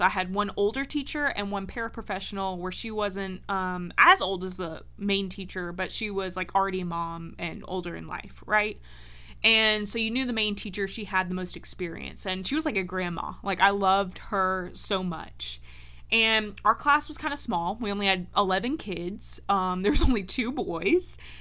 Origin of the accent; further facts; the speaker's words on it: Georgia, United States; also born or lived in North Carolina; in first grade, we moved from North Carolina to Georgia